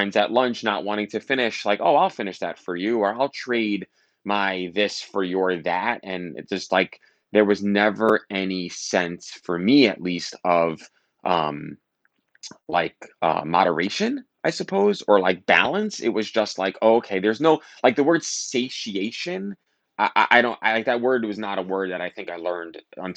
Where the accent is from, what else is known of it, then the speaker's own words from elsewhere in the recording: New York City, New York, United States; I grew up in Staten Island. I went to high school in Brooklyn